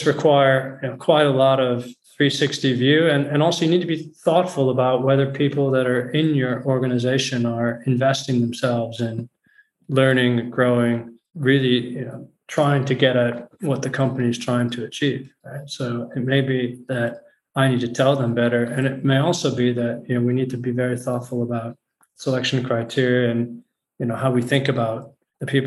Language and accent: English; just outside Chicago, Illinois, United States; moved away as an adult; also born or lived in Geneva / London; now in Amsterdam, Netherlands; I was born in the US, actually, in just outside Chicago.